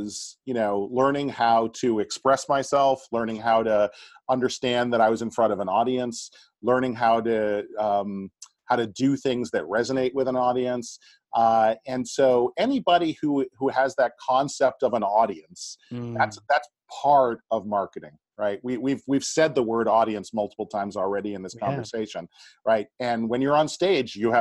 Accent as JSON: {"language": "English", "town": "Boston", "region": "Massachusetts", "country": "United States", "tie": "born or raised there", "said": "I grew up in the Boston area."}